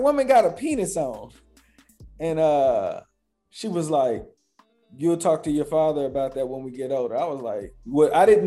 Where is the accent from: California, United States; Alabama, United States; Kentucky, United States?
Kentucky, United States; Louisville; I grew up in Louisville, Kentucky